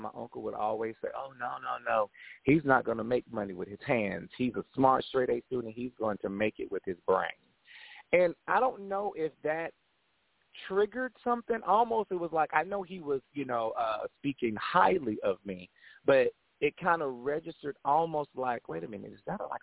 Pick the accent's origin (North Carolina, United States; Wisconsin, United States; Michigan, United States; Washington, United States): North Carolina, United States; Winston-Salem; moved away as an adult; also born or lived in Oceanside, California; now in Atlanta, United States; I am originally from Oceanside, California, and we migrated over to Winston-Salem, North Carolina